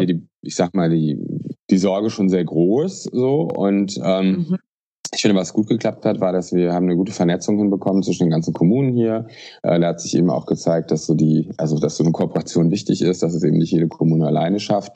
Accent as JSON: {"language": "German", "town": "Aachen", "region": "North Rhine-Westphalia", "country": "Germany", "said": "ich bin äh, aus Aachen"}